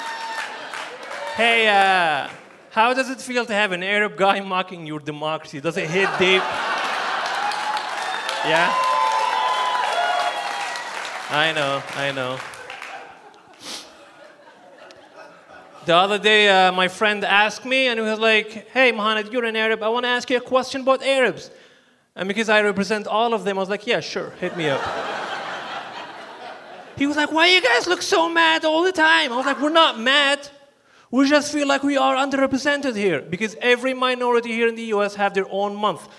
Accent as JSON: {"language": "English", "country": "Libya", "moved": "yes", "lives_now": "United States", "said": "I'm from Libya, which is in North Africa"}